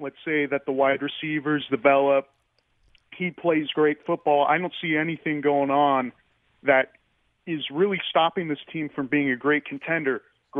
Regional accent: San Antonio, Texas, United States; The last time you were on air in San Antonio, I was 8 years old.

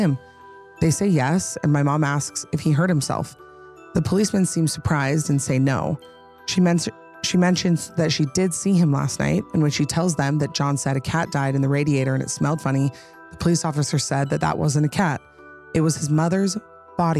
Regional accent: Utah, United States; I'm from Utah

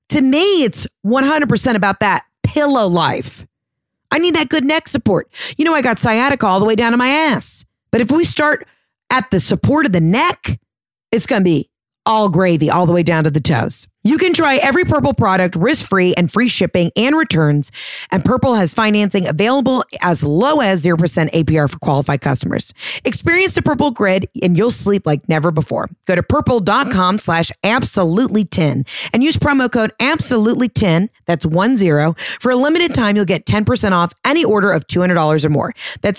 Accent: Atlanta, Georgia, United States; I'm a comic from Atlanta.

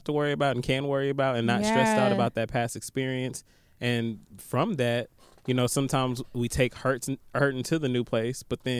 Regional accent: London, United Kingdom; I'm from London, LOL, and I'm struggling in every aspect of life.

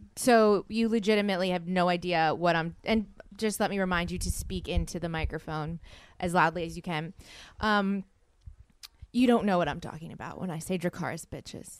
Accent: the South, United States; I'm from the South.

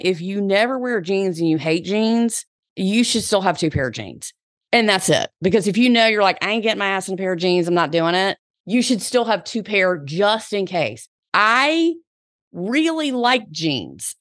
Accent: the South, United States; accent: Southern; my Southern accent.

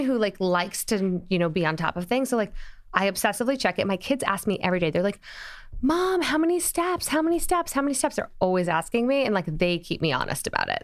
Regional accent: Springfield, Illinois, United States; now in New York, United States; born in Springfield, Illinois

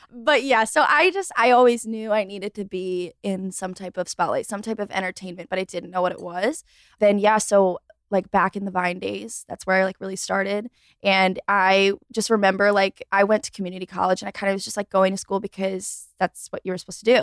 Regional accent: Rochester, New York, United States; moved away as an adult; now in Charlotte, United States; I was born and raised in Rochester, New York

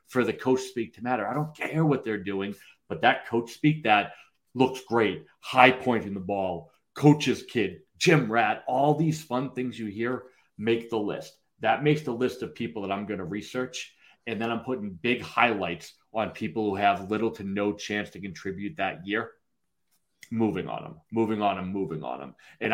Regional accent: New England, United States; I'm from here, you know that, you can tell from my accent

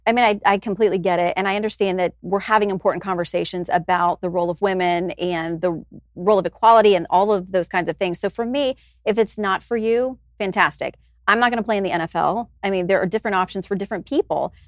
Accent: Tallahassee, Florida, United States; moved away; I grew up in Tallahassee

